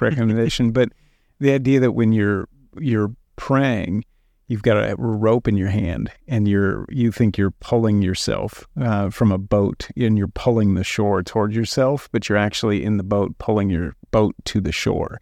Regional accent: United States; we're American Christians

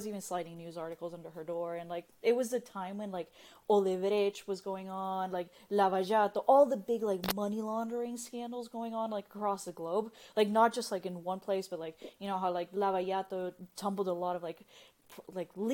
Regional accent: Nicaragua; now in United States; I'm originally from Nicaragua

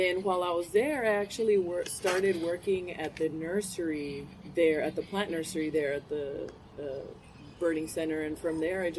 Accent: Rio Grande City, Texas, United States; growing up in Rio Grande City

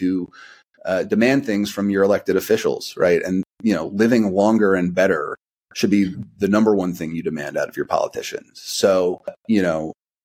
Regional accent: United States; as an American

